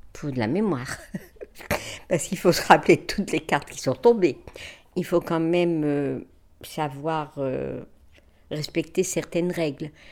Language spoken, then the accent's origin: French; Lambersart, Hauts-de-France, France; also born or lived in Douai; je suis née à l'Ambersard, rue du Bourg.